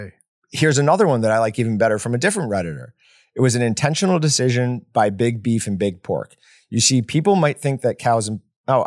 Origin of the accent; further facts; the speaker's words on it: Fort Morgan, Colorado, United States; I grew up in Fort Morgan, Colorado. We had a sugar factory and a beef plant, and it was like a sewer right along the road.